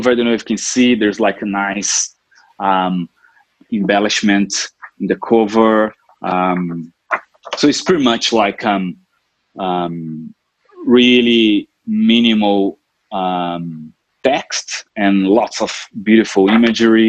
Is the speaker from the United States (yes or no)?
no; Brazil; moved away as an adult; also born or lived in Europe / Sunshine Coast, Australia; now in Noosa, Australia; I'm originally from Brazil, where I grew up and spent most of my time there